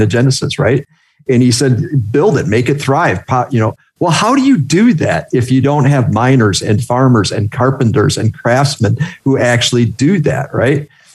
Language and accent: English; Wisconsin, United States; we're from Wisconsin